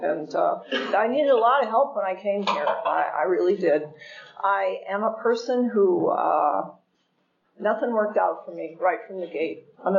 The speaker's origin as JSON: {"language": "English", "region": "California", "country": "United States", "said": "I am from California."}